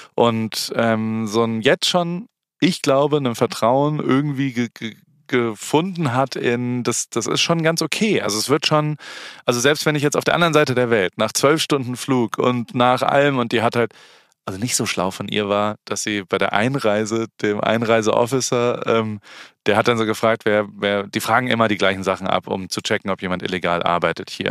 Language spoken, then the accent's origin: German; Heidelberg, Baden-Württemberg, Germany; moved away as an adult; also born or lived in Hamburg; Ich bin halt in Heidelberg aufgewachsen und in Hamburg, dann habe ich zwölf Jahre gelebt